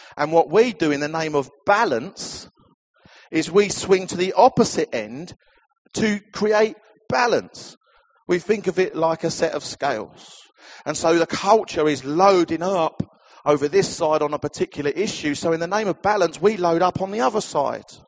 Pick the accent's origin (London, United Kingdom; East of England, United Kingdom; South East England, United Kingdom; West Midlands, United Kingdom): East of England, United Kingdom; Essex; I come from Essex.